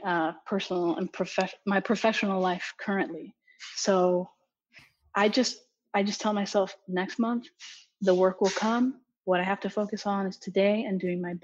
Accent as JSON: {"language": "English", "town": "Miami", "region": "Florida", "country": "United States", "tie": "born or raised there", "also_born_or_lived": "Dominican Republic", "said": "Miami girl through and through. I've been here pretty much my whole life"}